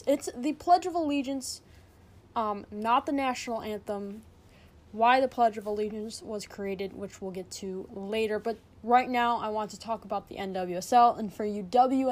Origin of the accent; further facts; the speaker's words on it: United States; We're American